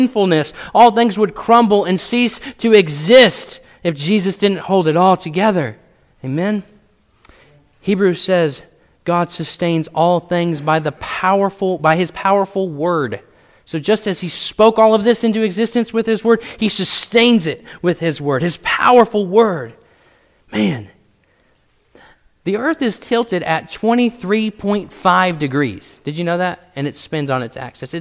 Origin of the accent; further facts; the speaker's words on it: Washington, United States; now in Missouri, United States; Before I moved to Missouri, I was born in Washington State